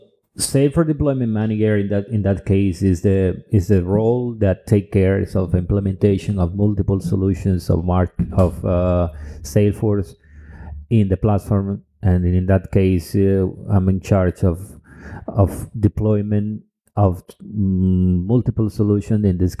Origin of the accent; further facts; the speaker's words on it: Cuba; English is a second language; also born or lived in Dominican Republic; now in Europe; I'm original from Cuba and Dominican Republic, but I have been living in Europe for several years, almost a decade.